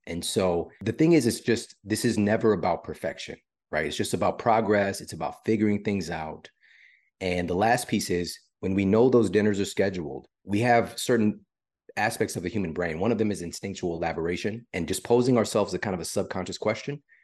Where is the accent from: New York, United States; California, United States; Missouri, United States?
Missouri, United States; St. Louis; I'm from Saint Louis and I went to my university in Saint Louis